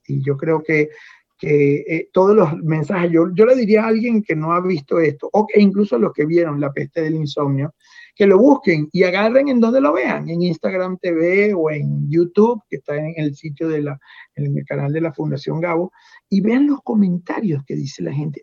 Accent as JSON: {"language": "Spanish", "country": "Venezuela", "moved": "as an adult", "lives_now": "United States", "said": "yo salí hace 18 años de Venezuela"}